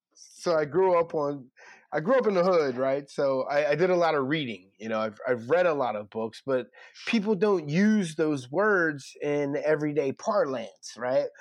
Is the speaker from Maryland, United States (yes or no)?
no; Philadelphia, Pennsylvania, United States; I'm from North Philly. I am from Sixteenth and Brown.